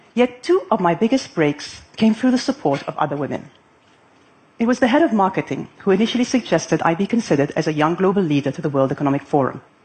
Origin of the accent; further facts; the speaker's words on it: Lebanon; moved away as an adult; now in Abu Dhabi, United Arab Emirates; I had grown up in my hometown of Lebanon